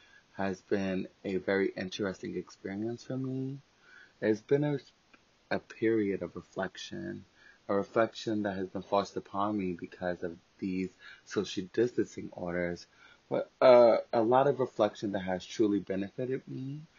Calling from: New York City, New York, United States; I am calling from New York City, living and existing during the COVID-19 pandemic

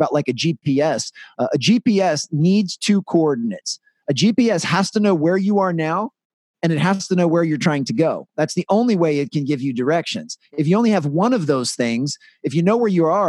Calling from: Washington, District of Columbia, United States; I'm calling from Washington, D.C.

